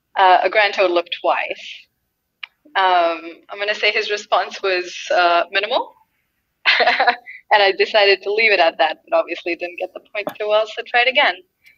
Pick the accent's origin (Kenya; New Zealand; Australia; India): India; also born or lived in Durango, Colorado; now in United States; I'm from India, and we don't really have anything summer campy there.